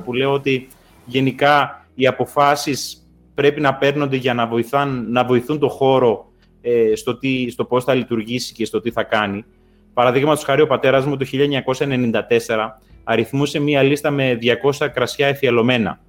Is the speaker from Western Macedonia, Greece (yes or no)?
yes; Sklithro, Western Macedonia, Greece; Το χωριό μου, παραδείγματο χάρη, είναι πατατοχώρι